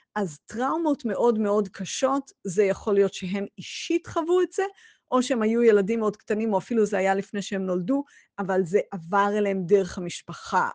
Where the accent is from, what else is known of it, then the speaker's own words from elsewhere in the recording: Israel; בתור ישראלים